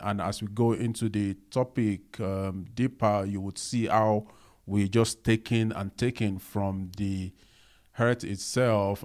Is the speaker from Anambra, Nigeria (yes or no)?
no; Lagos, Nigeria; I also grow up, you know, not in a posh, um, environment, you know, growing up in Nigeria, Lagos